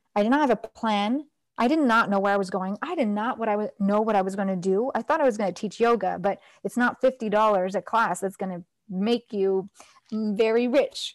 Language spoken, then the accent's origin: English; Toronto, Ontario, Canada; moved away; also born or lived in Nepal; I was born in Toronto, Canada.